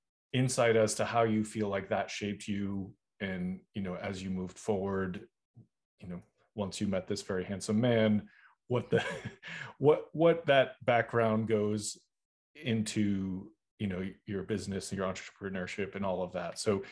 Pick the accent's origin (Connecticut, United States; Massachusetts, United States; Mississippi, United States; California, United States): Massachusetts, United States; Boston; now in North Carolina; I'm originally from Boston, and I was like, I gotta go. And I went down to North Carolina